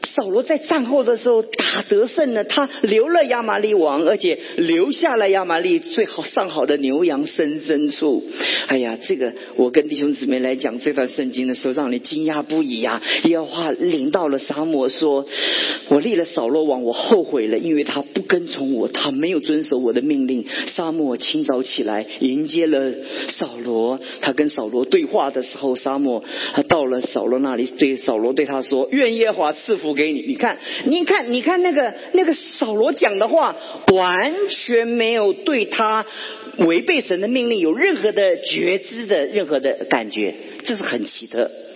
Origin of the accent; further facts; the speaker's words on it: Guangdong, China; 这有点像我们广东人，很喜欢吃山珍野味